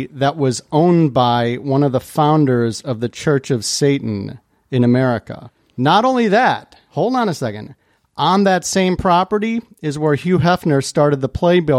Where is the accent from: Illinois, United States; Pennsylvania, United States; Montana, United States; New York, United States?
Illinois, United States; Chicago; If we could jump to my hometown of Chicago here.